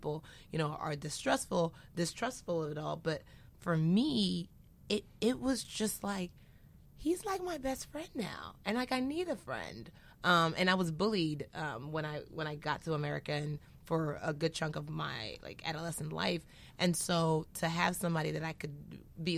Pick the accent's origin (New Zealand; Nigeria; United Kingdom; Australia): Nigeria; I'm Nigerian.